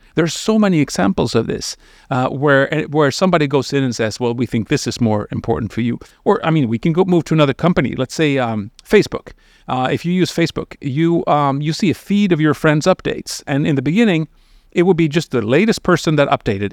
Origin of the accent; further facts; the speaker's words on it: Sweden; I come from Sweden, which is an unusual country looking globally